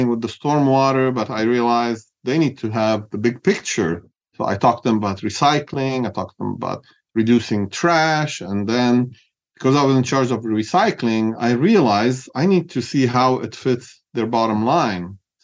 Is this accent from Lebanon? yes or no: yes; Beirut, Beirut Governorate, Lebanon; moved away as an adult; now in California, United States; I grew up in Beirut, Lebanon.